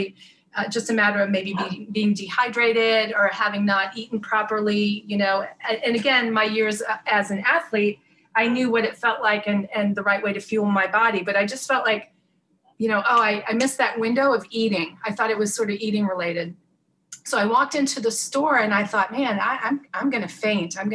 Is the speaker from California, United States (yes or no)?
no; North Florida, United States; I grew up in North Florida